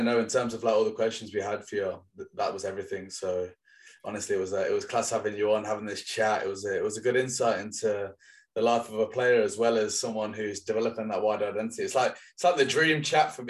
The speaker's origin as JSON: {"language": "English", "town": "Leicester", "region": "East Midlands", "country": "United Kingdom", "tie": "born or raised there", "said": "I'm from Leicester, so a lot of my friends when I grew up played for Leicester"}